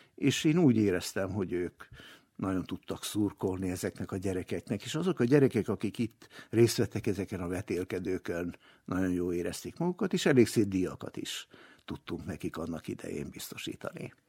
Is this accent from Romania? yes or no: no; Novi Sad, Vojvodina, Serbia; also born or lived in Slovenia; én magam is Szlovéniában születtem, de nagyon korán, még egész kisgyerekként kerültünk le Újvidékre